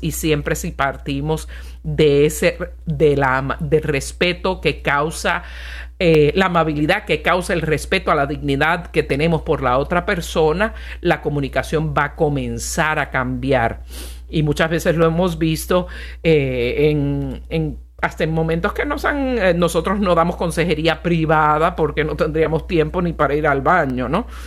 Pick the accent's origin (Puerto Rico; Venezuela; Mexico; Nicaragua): Puerto Rico; mi bellísima isla de Puerto Rico